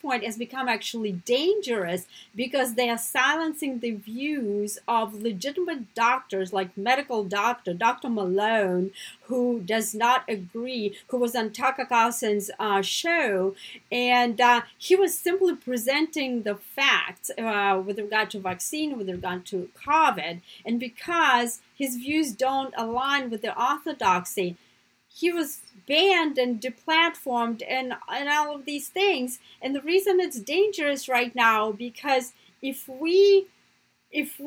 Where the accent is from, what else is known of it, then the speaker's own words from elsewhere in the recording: Russia; now in United States; my family, just like growing up in Russia, right, my family was anti-communist